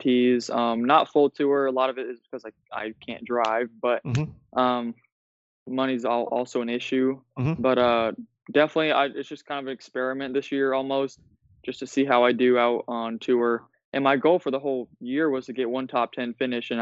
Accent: Iowa, United States; I'm from Iowa, so it gets really cold here in the winter.

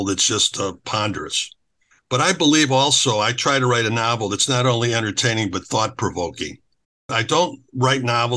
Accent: Chicago, Illinois, United States; moved away as an adult; now in Sarasota, United States; I grew up in Chicago.

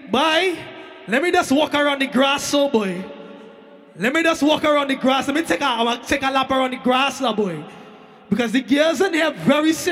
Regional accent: Brooklyn, New York, United States; I come all the way from Brooklyn, New York City.

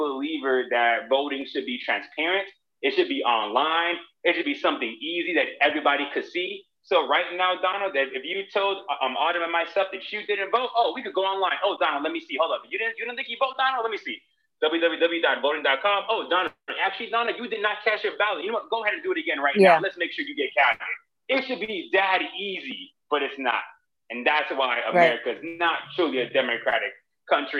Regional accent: Miami, Florida, United States; I'm from Miami

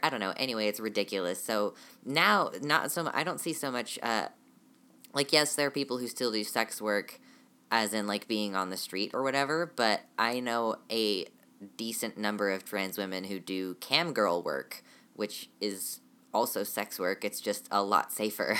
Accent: United States; I am definitely American

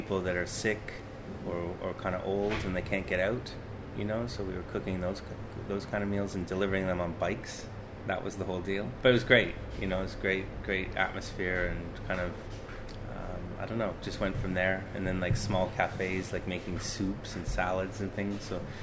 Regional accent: Canada; moved away as an adult; now in United Kingdom; I'm from Canada originally

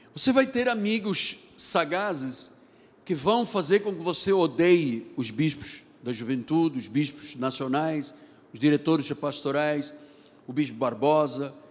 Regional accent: Lisbon, Portugal; now in Rio de Janeiro, Brazil; Me lembrei dos dias das Assembleias de Deus em Lisboa, onde eu nasci

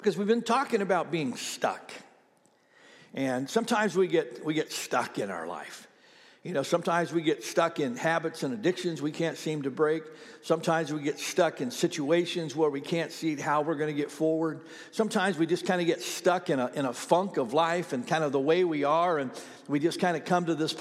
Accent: Ohio, United States; now in Oklahoma, United States; I've got a lot of friends that I grew up with in Ohio that have now moved to Florida.

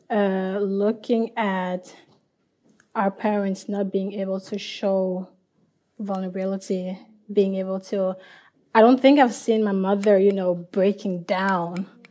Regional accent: Liberia; I'm from Liberia

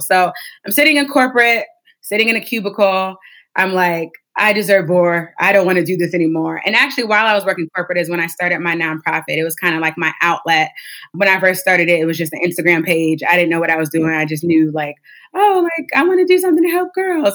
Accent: Warren, Ohio, United States; I'm from a small town. It's called Warren. It's towards Youngstown in Ohio, but it's not Youngstown. It's Warren. People get that mistaken a lot. And so I grew up in Warren

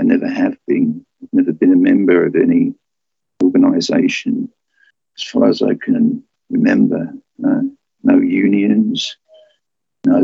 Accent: London, United Kingdom; moved away as an adult; also born or lived in Philippines; I'm a Londoner.

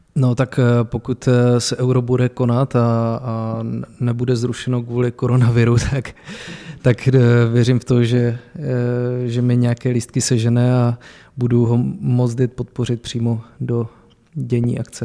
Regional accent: Zlín, Zlín Region, Czechia; moved away as an adult; also born or lived in Vlašim / Opava; now in Pardubice, Czech Republic; já jsem začínal s fotbalem v pěti letech ve Zlíně. eh, kde jsem se narodil a odkud pocházím

